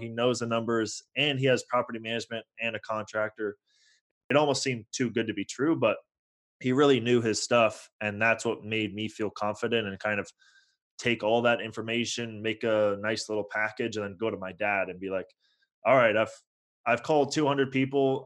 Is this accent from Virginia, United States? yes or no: no; Bay Area, California, United States; moved away as an adult; also born or lived in Toronto, Canada; now in Los Angeles, United States; I was born in Toronto, grew up in the Bay Area.